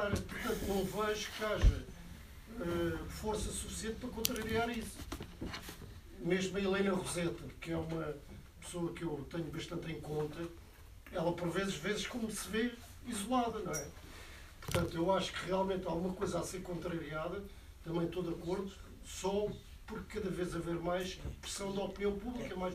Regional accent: Lisbon, Portugal; also born or lived in Damaia / Benfica; eu nasci em 61 em Lisboa, fui viver para, para a Damaia, hoje moro em Benfica

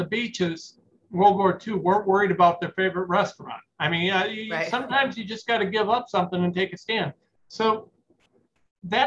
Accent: Fremont, Ohio, United States; I'm some schlep from Fremont

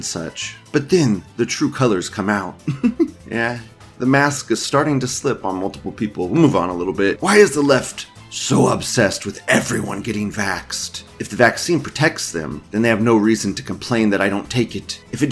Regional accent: United States; as an American dude

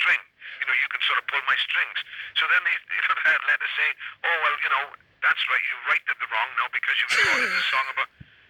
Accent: Wales, United Kingdom; When I was growing up in Wales

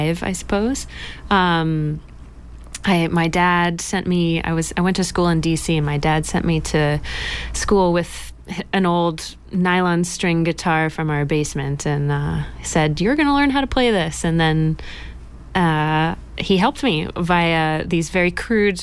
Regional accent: Dedham, Massachusetts, United States; moved away as an adult; now in Somerville, United States; I'm from Dedham, Massachusetts. I grew up in Dedham. I'm living in Somerville now

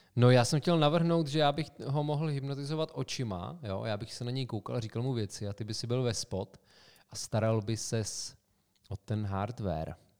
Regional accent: Sokolov, Karlovy Vary Region, Czechia; městě jménem Sokolov, odkud pocházíme

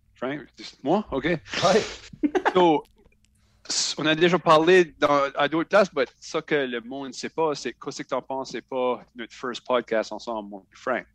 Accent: Shediac, New Brunswick, Canada; Je viens de Shediac, Nouveau-Brunswick

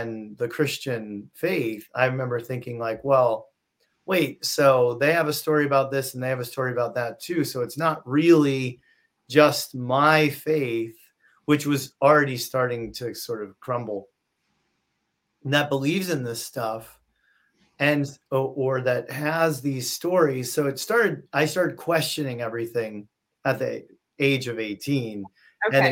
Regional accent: a suburb of Hartford, suburban Connecticut, United States; My biggest memories of my childhood are sitting in my room by myself in suburban Connecticut, a suburb of Hartford

